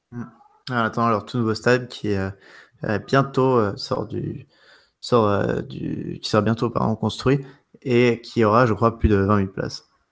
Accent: France; je suis français

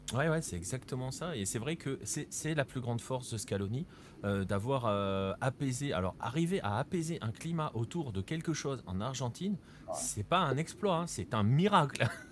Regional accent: France; en tant que Français

